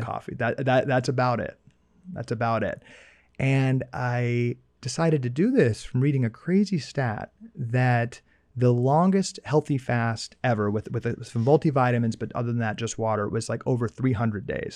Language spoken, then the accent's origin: English; United States